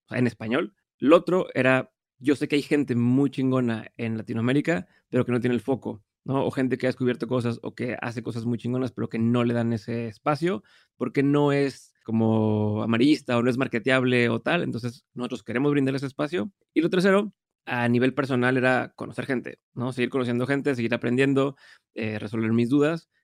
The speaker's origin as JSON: {"language": "Spanish", "town": "Monterrey", "region": "Nuevo León", "country": "Mexico", "said": "soy de Monterrey, vivo en Monterrey"}